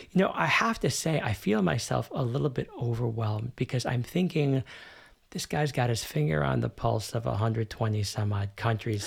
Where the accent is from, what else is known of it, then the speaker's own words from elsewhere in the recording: United States; now in Germany; I grew up in the United States